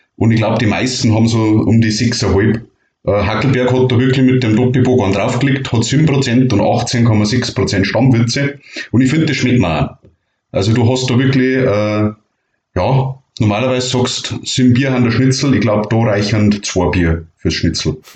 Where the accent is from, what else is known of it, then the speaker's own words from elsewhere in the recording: Bavaria, Germany; bei uns in Bayern